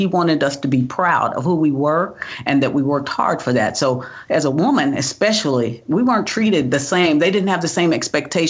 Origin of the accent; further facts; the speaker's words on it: Tulsa, Oklahoma, United States; moved away as an adult; also born or lived in Missouri / Pennsylvania; I grew up in Tulsa, Oklahoma.